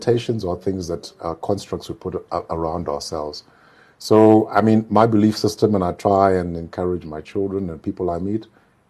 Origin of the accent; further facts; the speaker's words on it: Mutare, Manicaland, Zimbabwe; also born or lived in Goromonzi, Zimbabwe; I come from a small town. Yes, I grew up in Mutare